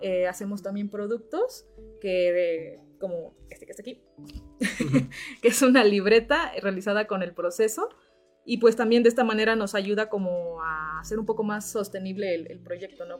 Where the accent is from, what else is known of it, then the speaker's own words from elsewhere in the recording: Teloloapan, Guerrero, Mexico; moved away as an adult; now in Cuernavaca, Mexico; yo soy originaria de Teloloapan, Guerrero